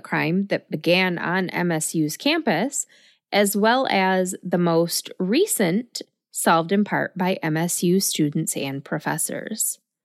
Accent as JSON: {"language": "English", "town": "Lansing", "region": "Michigan", "country": "United States", "tie": "born or raised there", "said": "Ingham County is where my hometown of Lansing is located."}